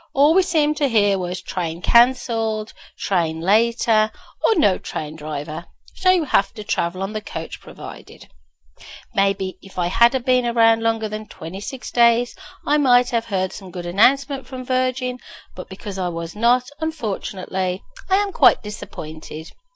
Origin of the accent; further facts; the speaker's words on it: Birmingham, West Midlands, United Kingdom; moved away as an adult; now in Canada; I had been born and bred in Birmingham, UK, the home to Baltis